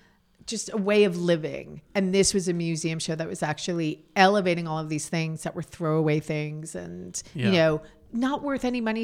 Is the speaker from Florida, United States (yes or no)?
no; New York City, New York, United States; So it was the scene that I grew up with in New York City. So from 1972 to 1982.